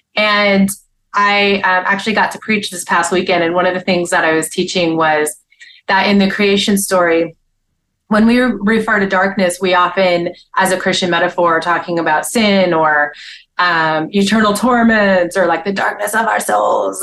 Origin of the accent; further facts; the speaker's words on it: upstate New York, United States; I grew up in upstate New York.